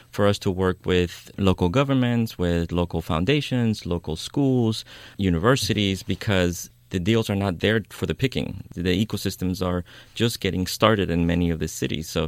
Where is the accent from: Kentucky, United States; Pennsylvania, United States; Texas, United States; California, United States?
California, United States; Oakland; well, I'm from Oakland, I know people, I know how to live in a very frugal way so I can build a company, right?